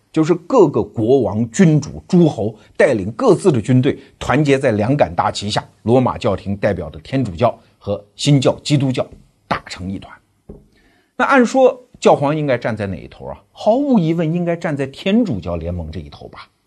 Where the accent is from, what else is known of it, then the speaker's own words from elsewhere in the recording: China; 我们中国人